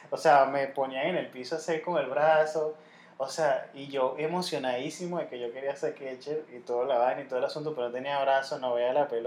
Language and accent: Spanish; La Guaira, Venezuela; nosotros somos de La Guaira y para encima, gente.